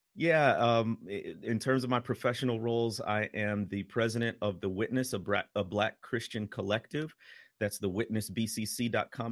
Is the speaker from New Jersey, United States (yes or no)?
no; Chicago, Illinois, United States; moved away as an adult; now in Mississippi, United States; I'm from the Chicago area